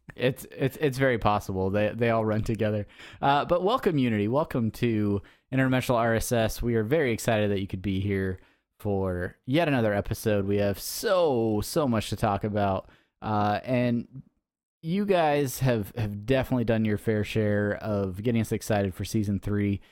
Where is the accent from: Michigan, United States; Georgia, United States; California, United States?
California, United States; San Diego; San Diego Comic-Con. Uh, the nerds have overtaken my hometown